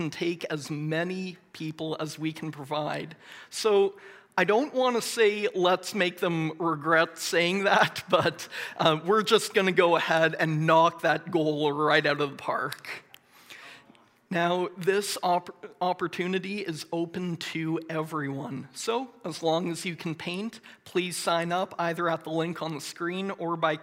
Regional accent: Moncton, New Brunswick, Canada; I grew up in Moncton and went to Moncton High School

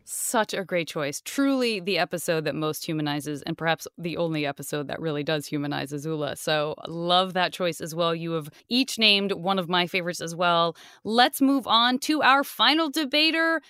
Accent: Tucson, Arizona, United States; I'm from Tucson

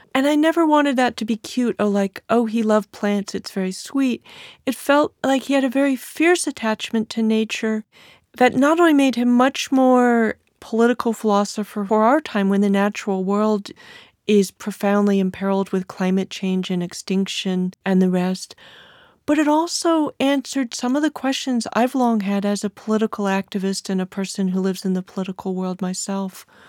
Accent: California, United States; accent: California; my female California voice

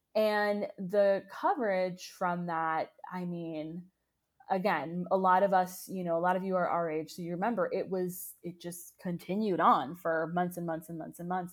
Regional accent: United States; as Americans

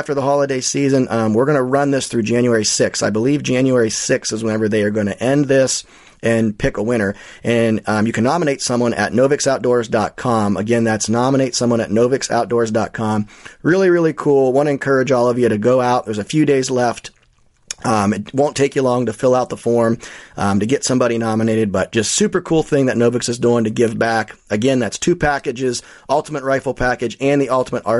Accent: Ohio, United States; the Buckeye State, my home state

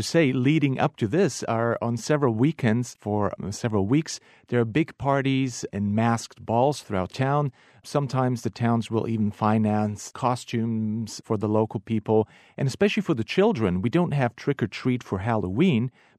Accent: Rab, Primorje-Gorski Kotar County, Croatia; now in -; Well, that would be, of course, from my hometown in Rab.

